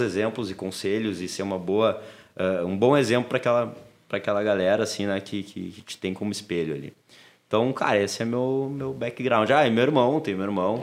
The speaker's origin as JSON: {"language": "Portuguese", "town": "Porto Alegre", "region": "Rio Grande do Sul", "country": "Brazil", "tie": "born or raised there", "said": "a gente morava na Intercap aqui. Uh, aqui não, né? Tô na Intercap, pertinho da PUC, ali, final da Ipiranga. Uh, depois a gente se mudou para o Menino Deus"}